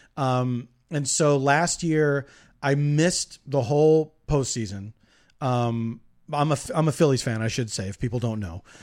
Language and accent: English; Philadelphia, Pennsylvania, United States; moved away as an adult; now in Los Angeles, United States; I grew up in Philadelphia, so the, yes, I have a, uh, uh, a, a, deep affection for my hometown.